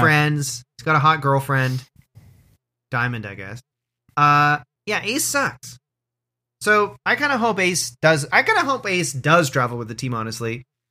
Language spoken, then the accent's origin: English; Orangeville, Ontario, Canada; growing up in Orangeville, Ontario